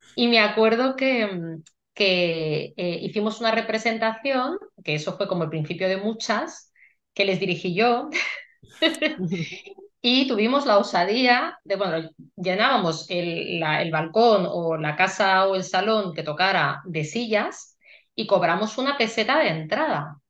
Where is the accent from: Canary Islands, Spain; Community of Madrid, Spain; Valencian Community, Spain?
Community of Madrid, Spain; Madrid; como buena madrileña